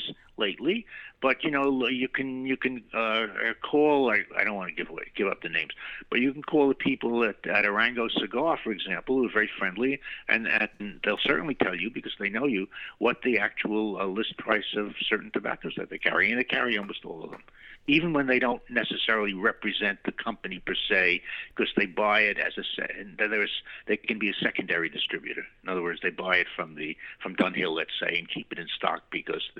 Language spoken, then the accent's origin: English; New York City, New York, United States; moved away as an adult; also born or lived in Chile / Argentina; I grew up in New York City and its environs